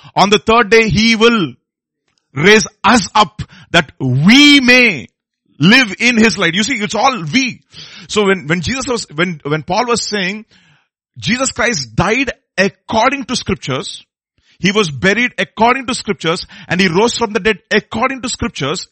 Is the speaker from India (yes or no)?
yes; Hyderabad, Telangana, India; I'm, I'm from Hyderabad